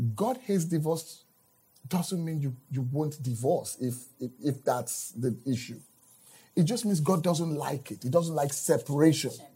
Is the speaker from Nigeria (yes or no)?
yes; Nigeria; moved away; I'm from Nigeria right. originally.